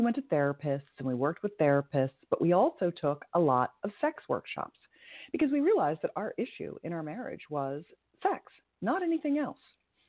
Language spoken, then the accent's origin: English; California, United States; growing up in Silicon Valley, if you will, in the heyday of the Internet 1.0